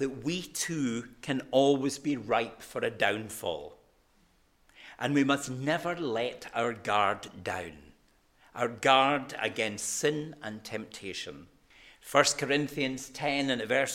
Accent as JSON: {"language": "English", "town": "Glasgow", "region": "Scotland", "country": "United Kingdom", "said": "I'm a Glaswegian"}